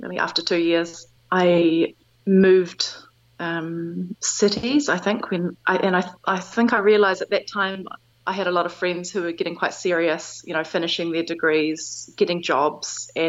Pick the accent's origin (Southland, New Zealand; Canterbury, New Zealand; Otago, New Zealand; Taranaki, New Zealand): Taranaki, New Zealand; moved away as an adult; also born or lived in Wellington, New Zealand; now in Dijon, France; So I'm 37 years old. I'm from Taranaki in New Zealand, but I currently live in Dijon, which is in the Burgundy region of France.